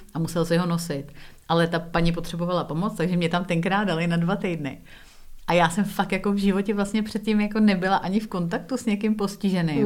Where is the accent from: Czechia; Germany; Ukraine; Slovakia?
Czechia; Prague; moved away as an adult; also born or lived in England / United States; now in Czech Republic; já jsem vyrostla na sídláku v Písnici na Praze 4